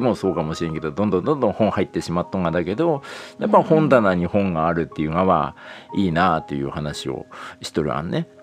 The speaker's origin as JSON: {"language": "Japanese", "region": "Toyama", "country": "Japan", "accent": "Toyama-ben", "said": "富山弁出てくんやんちゃ"}